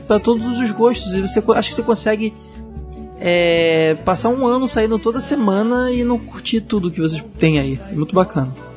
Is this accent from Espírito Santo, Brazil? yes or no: no; Rio de Janeiro, Brazil; eu sou do subúrbio do Rio de Janeiro